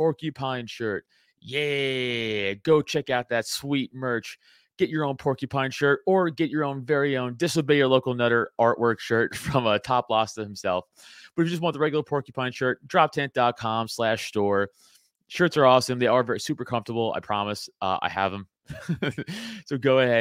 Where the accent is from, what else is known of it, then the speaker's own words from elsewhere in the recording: New York City, New York, United States; moved away as an adult; now in Pennsylvania, United States; I'm from Staten Island wearing the hat. So I get it. I'm a New Yorker. I was born and raised there. I live in PA now